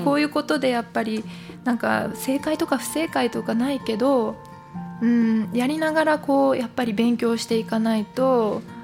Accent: Japan; 日本から来てるから日本のルーツ

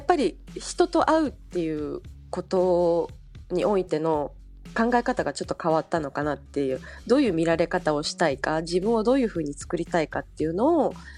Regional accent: Osaka, Japan; moved away as an adult; also born or lived in New York; now in Paris, France; 私は大阪出身

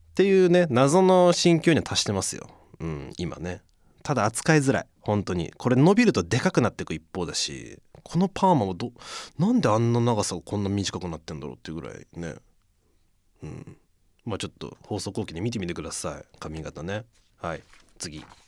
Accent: Fussa, Tokyo, Japan; ふっさしってもう生まれ育ってたら全然もう何抵抗なく読めちゃいますけど

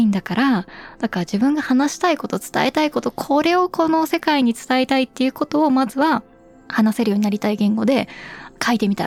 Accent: Germany; まあ、ドイツで生まれ育って日本人家庭でってなった時に、まあ、ドイツ語は小さい頃から耳にはしているけども、ただ、家庭内ではドイツ語使わないので

